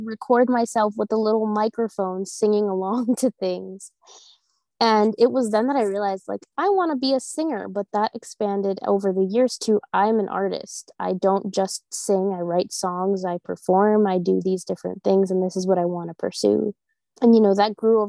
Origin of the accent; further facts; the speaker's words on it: Chelsea, Massachusetts, United States; I grew up in Chelsea, Massachusetts